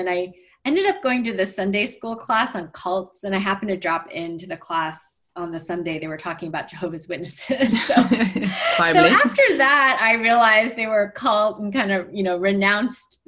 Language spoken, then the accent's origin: English; Montreal, Quebec, Canada; we grew up mostly in Montreal in a French-speaking suburb